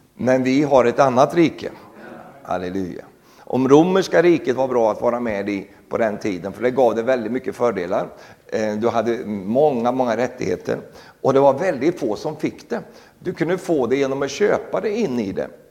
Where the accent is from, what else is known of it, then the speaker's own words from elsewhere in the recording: Sweden; moved away; also born or lived in Norway; jag är fortsatt också svensk medborgare